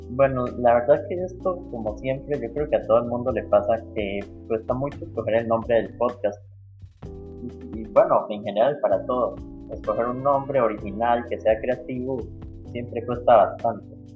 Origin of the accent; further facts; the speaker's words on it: Costa Rica; somos ticos, somos de Costa Rica